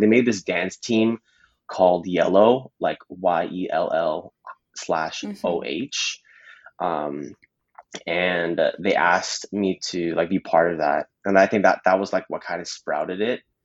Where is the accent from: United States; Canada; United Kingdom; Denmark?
Canada; Mississauga, Ontario; born and raised in Mississauga.